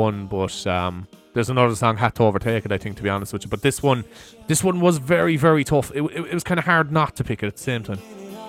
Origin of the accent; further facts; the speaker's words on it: Cork, Munster, Ireland; I suppose I'm from Cork.